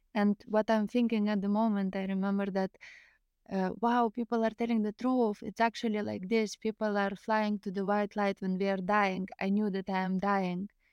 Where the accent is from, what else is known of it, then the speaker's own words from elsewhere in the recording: Lithuania; English is a second language; also born or lived in Greece; I'm from Lithuania